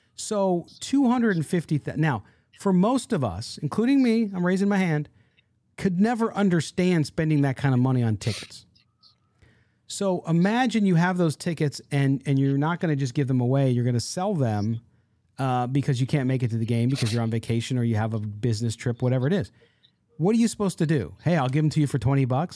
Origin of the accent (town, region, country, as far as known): San Diego, California, United States; born or raised there